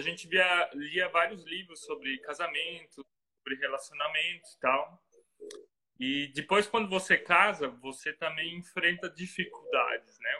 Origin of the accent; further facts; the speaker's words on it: Santa Catarina, Brazil; moved away as an adult; now in Ilshofen, Germany; eu sou de Santa Catarina. Provavelmente vocês vão perceber rapidamente no sotaque que, que é um sotaque um pouco diferente.